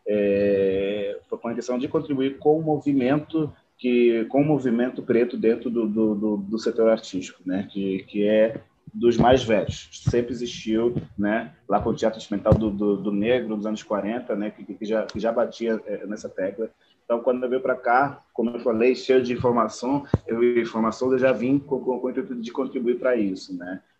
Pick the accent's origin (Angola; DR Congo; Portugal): Angola; moved away as an adult; now in Brazil; É, eu sou de Angola, né? Eu moro no Brasil tem 14 anos eu vim para o Brasil para fazer faculdade de engenharia civil